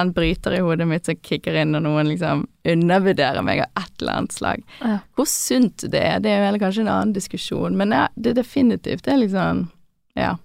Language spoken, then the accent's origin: Norwegian; Bergen, Vestland, Norway; accent: Bergen dialect; moved away as an adult; also born or lived in Oslo; jeg syns jeg har bevart dialekten min veldig bra